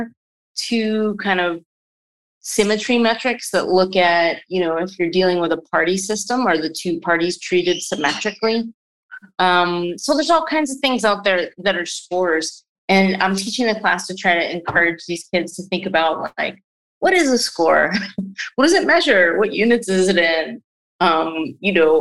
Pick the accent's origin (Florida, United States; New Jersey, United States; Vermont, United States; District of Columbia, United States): New Jersey, United States; also born or lived in New York City, New York; So I was born in New York City, in Greenwich Village. My folks were living in the city for a while around that time, and then we moved to the suburbs. So I grew up in the New Jersey